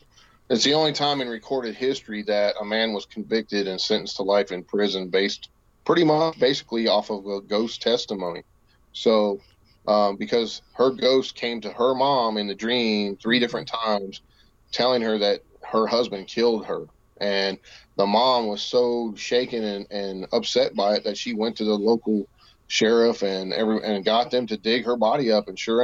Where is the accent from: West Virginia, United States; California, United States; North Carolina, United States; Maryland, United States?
West Virginia, United States; here in the Mountain State, my home state of West Virginia.